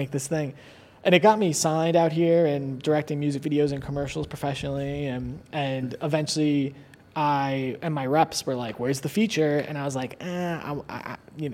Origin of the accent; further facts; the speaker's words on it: Long Island, New York, United States; moved away as an adult; also born or lived in Queens, New York / Manhattan, New York; now in Los Angeles, United States; I was born in Queens and then I was raised mostly on Long Island and then I lived in Murray Hill in Manhattan and before I came here